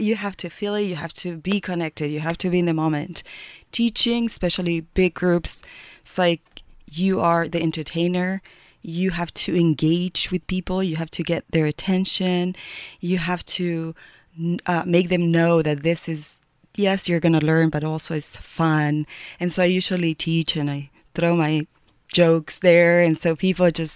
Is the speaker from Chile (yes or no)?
yes; Chile; now in Boulder, United States; I'm from Chile